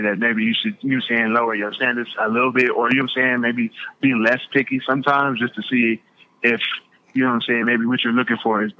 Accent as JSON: {"language": "English", "town": "Milwaukee", "region": "Wisconsin", "country": "United States", "said": "I'm from Milwaukee."}